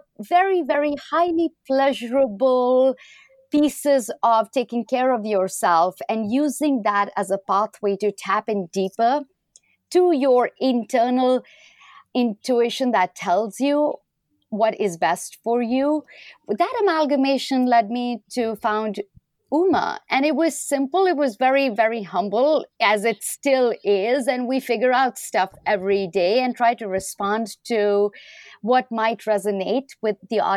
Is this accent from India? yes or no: yes; India; moved away as an adult; now in United States